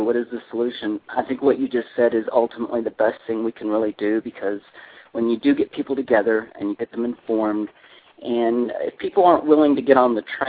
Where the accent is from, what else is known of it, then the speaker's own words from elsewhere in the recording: Iowa, United States; You know, I came from Iowa, and those people weather heavy storms in the winter.